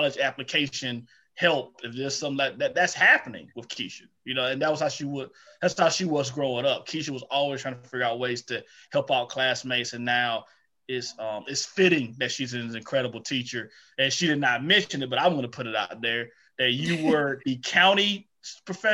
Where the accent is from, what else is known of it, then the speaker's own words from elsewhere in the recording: Eatonton, Georgia, United States; growing up in Edenton, Georgia